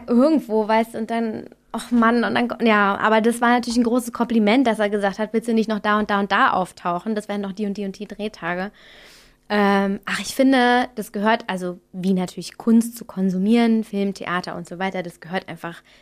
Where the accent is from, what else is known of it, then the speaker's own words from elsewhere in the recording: Austria; now in Berlin, Germany; So als Österreicher, weißt du, da denke ich mir auch immer